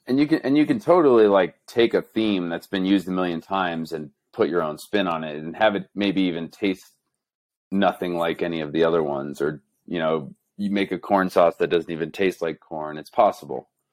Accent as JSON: {"language": "English", "region": "New Jersey", "country": "United States", "tie": "born or raised there", "also_born_or_lived": "Boulder, Colorado", "moved": "as an adult", "lives_now": "Denver, United States", "said": "I grew up in New Jersey."}